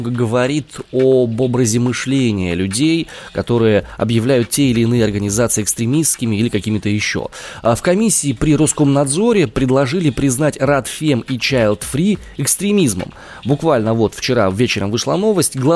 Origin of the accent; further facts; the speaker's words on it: Omsk, Omsk Oblast, Russia; из Омска.